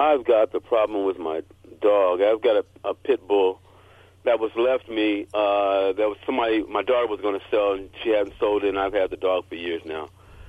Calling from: Los Angeles, California, United States; I'm coming from Los Angeles.

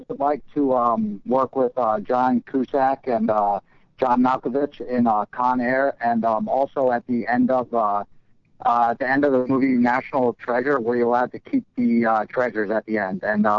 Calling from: Pennsylvania, United States; I'm actually calling from Pennsylvania

